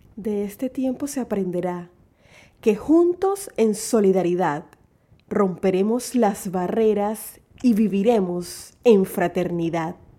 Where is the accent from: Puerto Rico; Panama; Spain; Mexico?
Panama; como panameña con sentido común que todos los días se levanta a trabajar por su familia y por su patria